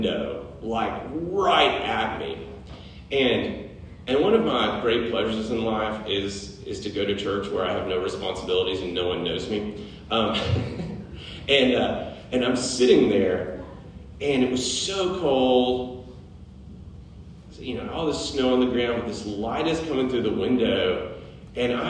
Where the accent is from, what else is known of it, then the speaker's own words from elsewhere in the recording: Middle Tennessee, United States; moved away as an adult; also born or lived in Connecticut; When we moved here from Connecticut, I was amazed how many churches were in Middle Tennessee. And I'd grown up here